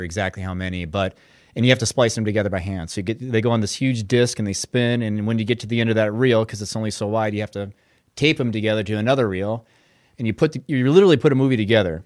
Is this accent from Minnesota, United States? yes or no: yes; Brainerd, Minnesota, United States; I'm from Brainerd, Minnesota, and grew up there